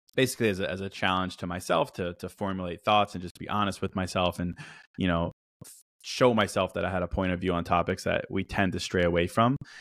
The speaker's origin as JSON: {"language": "English", "region": "Virginia", "country": "United States", "tie": "born or raised there", "also_born_or_lived": "Chicago / China", "said": "I'm from Chicago. Grew up in Virginia"}